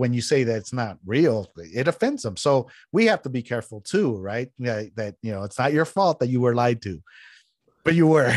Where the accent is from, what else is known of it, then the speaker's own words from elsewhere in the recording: San Jose, California, United States; also born or lived in Mexico; I grew up in San Jose, which is the coast of California